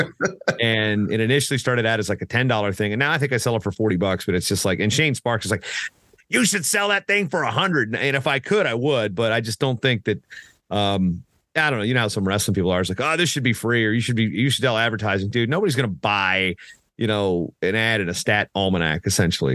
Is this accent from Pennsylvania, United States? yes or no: no; Southeastern Virginia, United States; I grew up in Southeastern Virginia